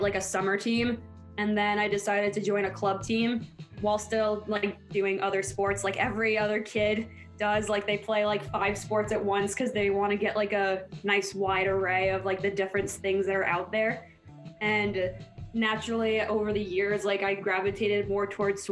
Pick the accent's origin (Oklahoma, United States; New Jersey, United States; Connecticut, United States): New Jersey, United States; Mahwah; I'm from Mahwah, New Jersey.